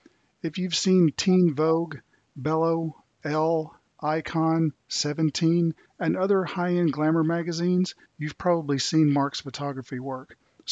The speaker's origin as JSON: {"language": "English", "region": "the South", "country": "United States", "tie": "born or raised there", "said": "growing up in the South"}